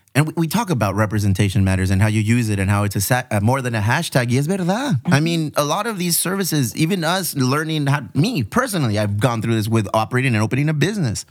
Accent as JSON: {"language": "English", "town": "Chula Vista", "region": "California", "country": "United States", "tie": "born or raised there", "also_born_or_lived": "San Ysidro / Paradise Hills", "said": "I was born and raised here in the South Bay, you know, uh, San Isidro, Paradise Hills, and ultimately Benito Chula Vista"}